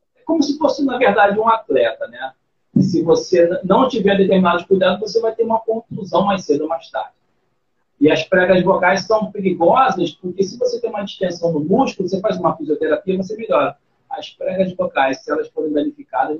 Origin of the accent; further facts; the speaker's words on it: Rio de Janeiro, Brazil; Mas eu nasci aqui no, no Rio de Janeiro.